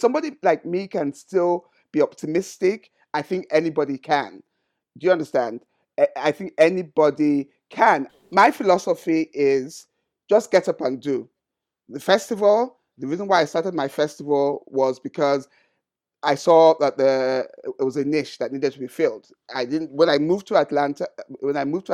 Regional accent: Sagamu, Ogun State, Nigeria; my hometown, Shagamu

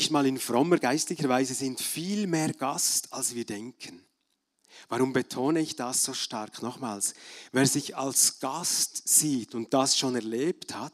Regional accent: Bern, Switzerland; now in Germany; Als Berner Oberländer habe ich mich ab und zu geärgert über deutsche Touristen, Feriengäste, die direkten Mentalität, am Skilift oder in der Metzgerei oder wenn sie nicht rückwärts fahren wollten, da zwischen Frutigen und Elsigbach, wenn es schmal war.

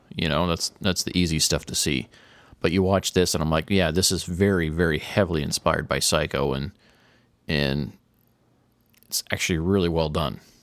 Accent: Tornado Alley, United States; growing up in Tornado Alley, hearing tornado sirens

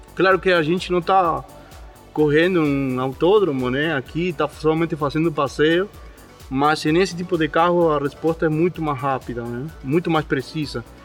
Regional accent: Argentina; Portuguese is a second language; moved away as an adult; now in Brazil; eu sou argentino

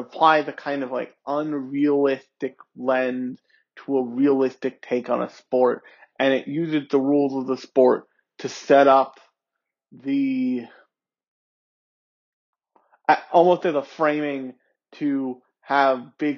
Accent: United States; born or raised there

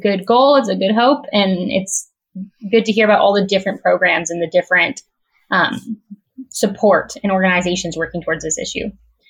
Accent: West Coast, United States; because I am from the West Coast

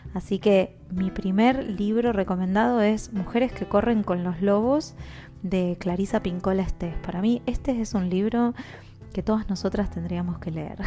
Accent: Argentina; moved away as an adult; also born or lived in Guatemala / Panama; now in Vevey, Switzerland; soy argentina viviendo en el exterior hace ya casi ocho años

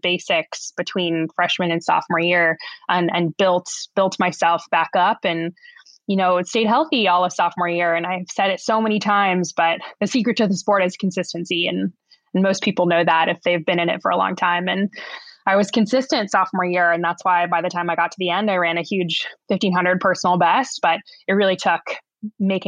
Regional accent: Southern California, United States; moved away as an adult; also born or lived in Bay Area, California; now in Oregon, United States; I grew up in Southern California

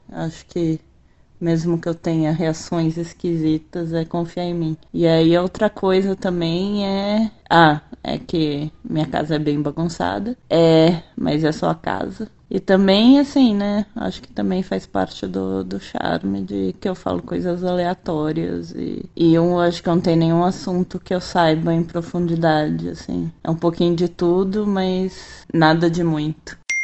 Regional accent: São Paulo, Brazil; eu sou de São Paulo

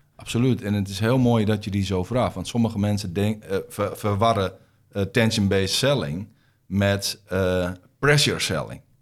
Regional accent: Groningen, Netherlands; accent: Groningen; also born or lived in Rotterdam; je hoort aan mijn accent dat ik uit Groningen kom

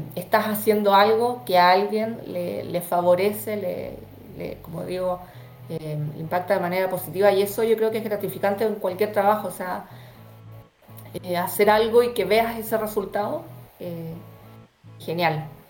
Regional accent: Chile; yo con mis chilenismos, soy muy chilena para mis cosas

